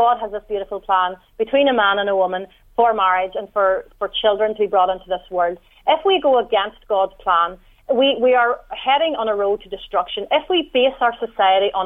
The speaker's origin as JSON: {"language": "English", "region": "Northern Ireland", "country": "United Kingdom", "said": "you can tell from my accent that I'm from the north"}